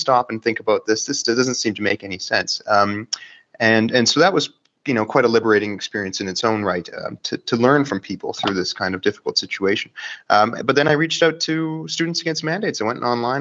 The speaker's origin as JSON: {"language": "English", "area": "Vancouver Island", "region": "British Columbia", "country": "Canada", "also_born_or_lived": "Victoria", "moved": "as an adult", "lives_now": "Calgary, Canada", "said": "I'm from Vancouver Island, Canada"}